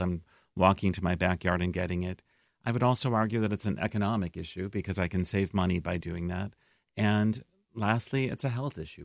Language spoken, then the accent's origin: English; Chicago, Illinois, United States; also born or lived in Massachusetts; now in Decorah, United States; I was born in Chicago, but I actually was living out east for the past twenty-four years